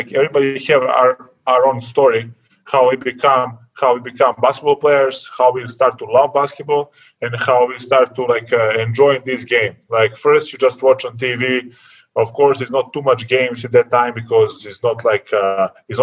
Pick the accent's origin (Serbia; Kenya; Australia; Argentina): Serbia; born or raised there; English is a second language; moved away as an adult; also born or lived in Vršac, Serbia